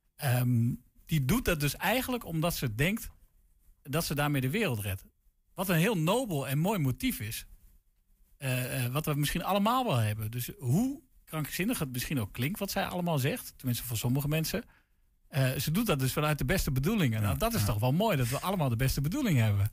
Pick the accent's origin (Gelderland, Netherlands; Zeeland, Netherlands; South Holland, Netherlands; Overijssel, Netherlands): Overijssel, Netherlands; Deventer; ik kom zelf uit Deventer